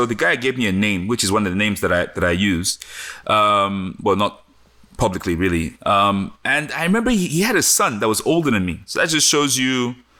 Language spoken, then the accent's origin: English; Benin City, Edo, Nigeria; moved away; also born or lived in England / New York, United States; I'm really just truly a Benin boy. I grew up in Benin City, went to a primary school in Benin City, you know, walked the market barefooted.